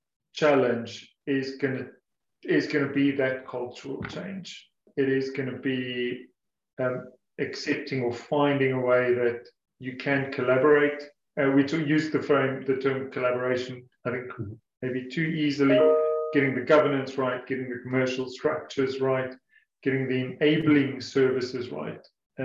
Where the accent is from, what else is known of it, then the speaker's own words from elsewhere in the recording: South Africa; now in England, United Kingdom; I said earlier that I came from South Africa about 8 years ago